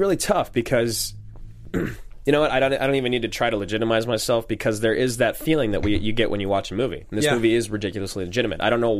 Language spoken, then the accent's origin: English; Pacific Northwest, United States; as white kids in the Pacific Northwest.